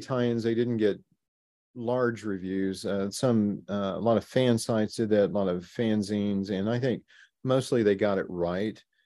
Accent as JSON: {"language": "English", "town": "Baxter Springs", "region": "Kansas", "country": "United States", "tie": "born or raised there", "said": "my home growing up in Baxter Springs, Kansas"}